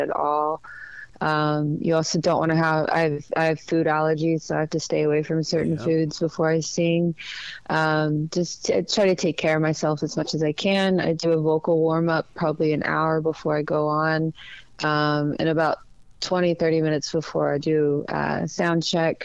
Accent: Dallas, Texas, United States; moved away; I'm from Dallas, so I understand, you know, the South. I think I'm, you know, when I was in Texas, I was the South

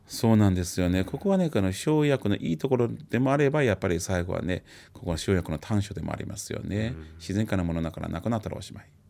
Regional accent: China; now in Japan; 私たち中国人はさっき言ったようにあの子供の時からですね漢方の考え方って見よう見まねでなんとなく漢方の知識がもう身についてるわけですよね

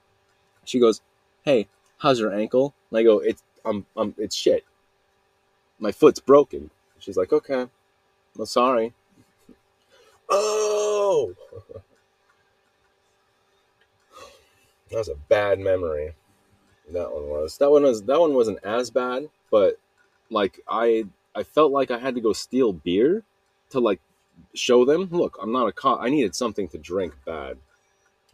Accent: Salt Lake City, Utah, United States; I'm from Utah, Salt Lake City

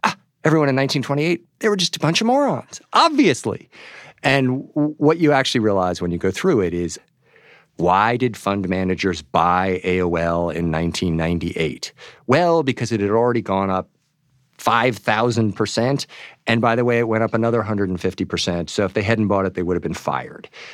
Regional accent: New York, United States; my hometown newspaper, the New York Times

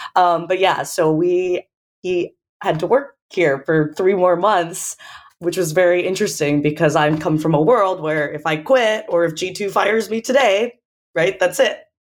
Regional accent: United States; moved away as an adult; coming in as American

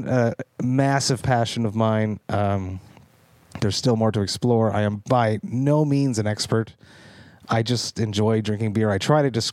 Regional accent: Deux-Montagnes, Quebec, Canada; now in Montreal, Canada; I'm from Two Mountains, which is just outside of Montreal. And there was a very big, there still is a little bit now, English population. So I am an Anglophone Quebecer from Montreal.

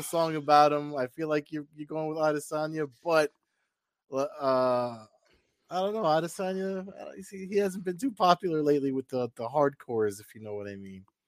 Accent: New Jersey, United States; I'm from Jersey

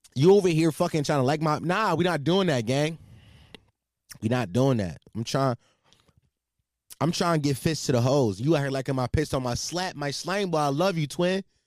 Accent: Philadelphia, Pennsylvania, United States; I'm from Philadelphia, for all you that, the, for people that might not knew that, I'm from Philadelphia

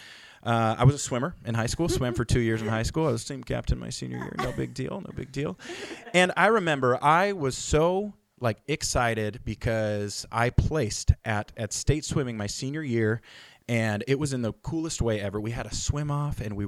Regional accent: Billings, Montana, United States; moved away as an adult; also born or lived in La Mirada, California; growing up in Billings, Montana

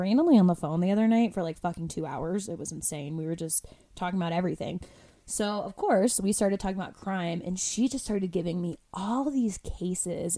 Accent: Florida, United States; moved away; I'm from the East Coast, right? From Florida

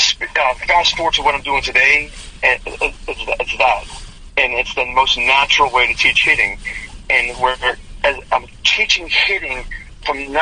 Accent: Western Pennsylvania, United States; I grew up in Western Pennsylvania

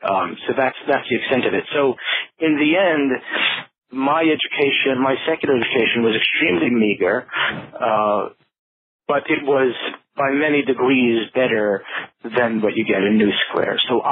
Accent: Brooklyn, New York, United States; I grew up in Borough Park, which is in Brooklyn, and Brooklyn is a very Hasidic neighborhood, and it is also a generally Yiddish-speaking environment.

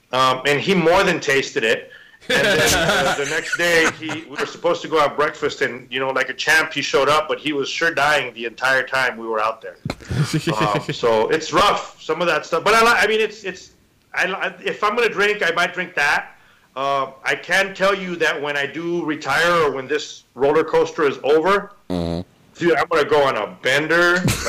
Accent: Mexico; I grew up drinking water in Mexican puddles. I'm pretty immune to a lot

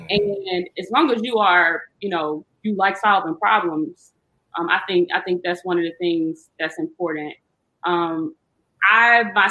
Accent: Jackson, Mississippi, United States; moved away as an adult; also born or lived in Indiana; I grew up in Jackson.

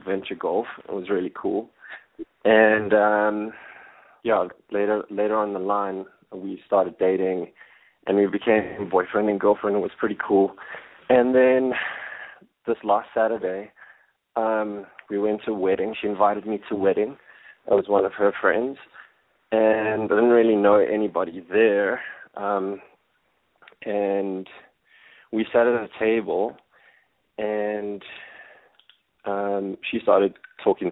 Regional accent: Johannesburg, Gauteng, South Africa; I'm from Johannesburg in South Africa, and I'm 31

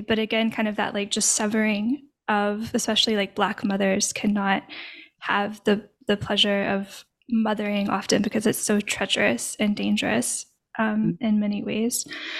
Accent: Arkansas, United States; now in Louisiana, United States; I'm from Arkansas originally, and I now live in Louisiana.

